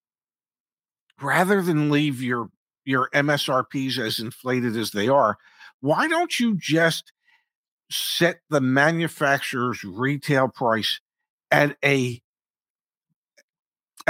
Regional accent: United States; We, as the American buyer

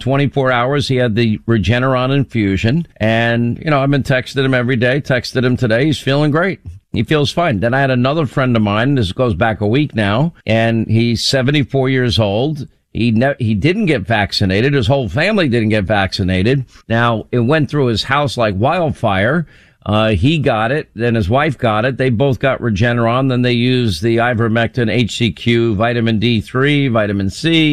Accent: Long Island, New York, United States; I grew up in Long Island

